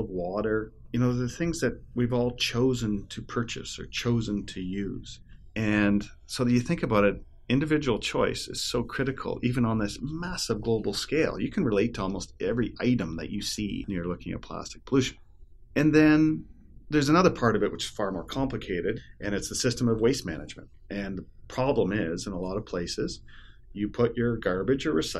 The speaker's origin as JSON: {"language": "English", "town": "Toronto", "region": "Ontario", "country": "Canada", "tie": "born or raised there", "also_born_or_lived": "British Columbia", "moved": "yes", "lives_now": "Ottawa, Canada", "said": "I live here in Ottawa, Canada. I grew up in Toronto and spent a lot of years out in beautiful British Columbia"}